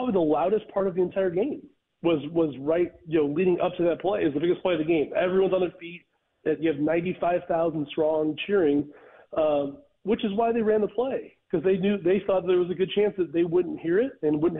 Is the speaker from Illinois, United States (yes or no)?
yes; Chicago, Illinois, United States; I grew up in Chicago and grew up a Bulls fan